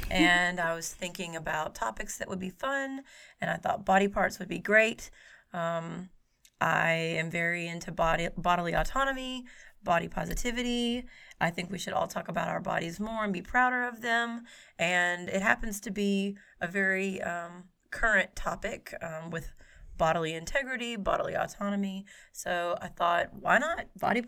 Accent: Jackson, Tennessee, United States; now in Memphis, United States; We're both from Jackson, Tennessee, but did not meet until we got to Memphis.

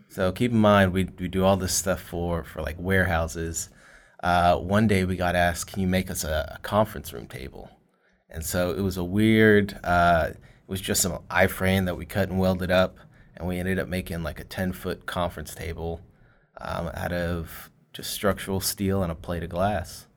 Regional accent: Fort Worth, Texas, United States; also born or lived in Grand Prairie, Texas; I'm actually born and raised here from Fort Worth.

